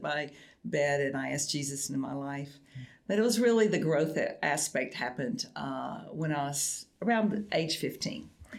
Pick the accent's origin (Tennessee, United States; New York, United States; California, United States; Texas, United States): Tennessee, United States; Nashville; I grew up in Nashville, Tennessee